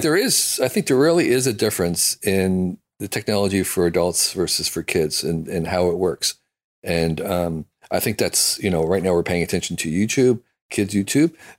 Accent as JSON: {"language": "English", "country": "United States", "said": "I'm an American"}